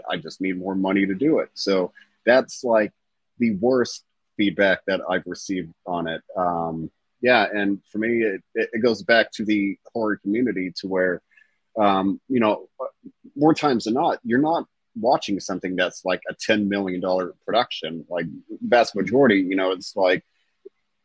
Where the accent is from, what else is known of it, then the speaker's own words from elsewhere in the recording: Southern Indiana, United States; I'm from Southern Indiana.